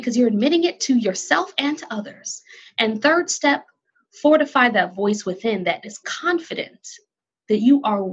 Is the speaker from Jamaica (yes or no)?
yes; Jamaica; moved away; I, as a Jamaican immigrant